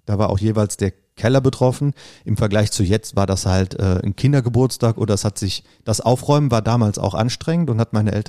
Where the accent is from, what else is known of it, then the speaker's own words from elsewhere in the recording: Bad Neuenahr-Ahrweiler, Rhineland-Palatinate, Germany; moved away as an adult; now in Bonn, Germany; Und ich bin in Bad Neuenahr-Ahrweiler geboren und aufgewachsen, habe da 30 Jahre lang gewohnt und gelebt, äh, bis ich nach Bonn umgezogen bin.